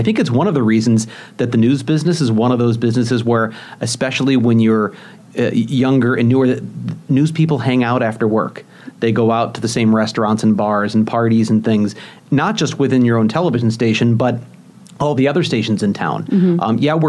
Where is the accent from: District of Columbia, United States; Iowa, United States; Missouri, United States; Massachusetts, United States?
Missouri, United States; St. Louis; moved away; also born or lived in Des Moines / Kansas City; I've moved around many times in the business, mostly in the Midwest, well, pretty much all in the Midwest. I mean, I grew up in St. Louis. I lived in Des Moines, Kansas City. I'm here now.